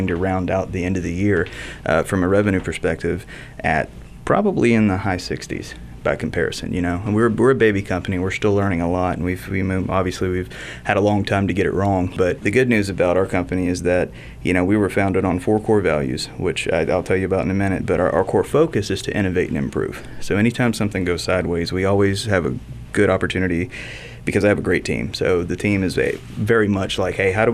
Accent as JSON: {"language": "English", "town": "Mobile", "region": "Alabama", "country": "United States", "tie": "born or raised there", "also_born_or_lived": "Pasadena, Texas", "said": "I was born in Pasadena and then very quickly transitioned over. So I did grow up here in Mobile specifically."}